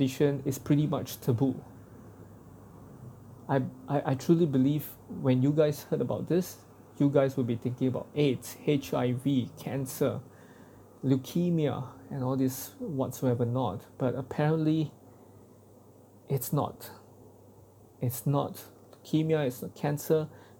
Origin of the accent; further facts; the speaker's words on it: Singapore; as a Singaporean man